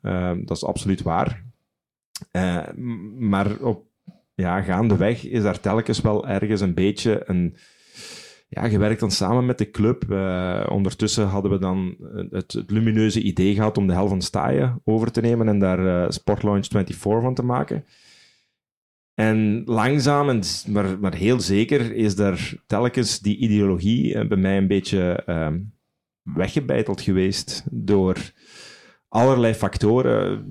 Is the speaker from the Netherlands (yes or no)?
no; Sint-Truiden, Flanders, Belgium; moved away; Ik, ik hou van mijn stad. Ik, ik, woon er al, al, al, heel veel jaren niet meer, maar als ik naar Sint-Truiden kom, dat is voor mij thuiskomen